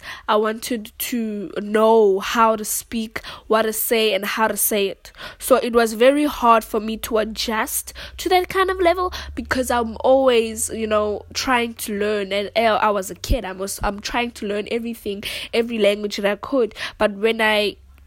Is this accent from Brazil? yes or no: no; South Africa; English is a second language; in South Africa there are so many home languages because we have 11 languages in total